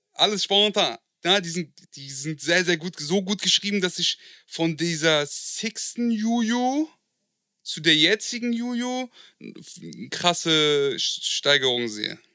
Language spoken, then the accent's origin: German; Marburg, Hesse, Germany; also born or lived in Frankfurt; ich bin in der Nähe von Frankfurt groß geworden in Marburg